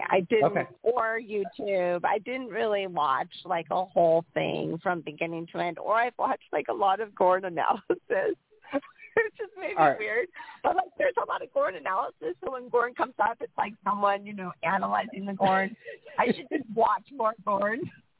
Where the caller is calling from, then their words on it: Portland, United States; Hi, this is …, and I am calling from the Portland vicinity.